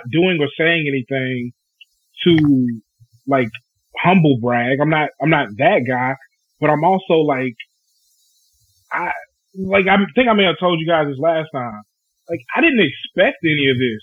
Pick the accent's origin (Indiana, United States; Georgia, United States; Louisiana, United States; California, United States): Louisiana, United States; Bernice; Bernice, my hometown, had an elementary and a high school